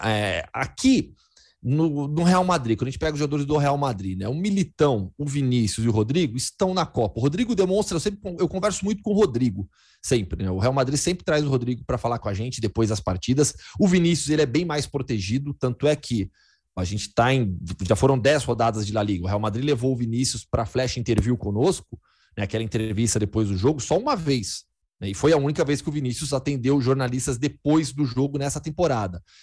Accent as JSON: {"language": "Portuguese", "town": "Campinas", "region": "São Paulo", "country": "Brazil", "tie": "born or raised there", "also_born_or_lived": "Belo Horizonte / Betim / São Carlos", "said": "E aí lá fiquei, cresci, é, é, fiz faculdade em Campinas também, então eu sou, sou de Campinas"}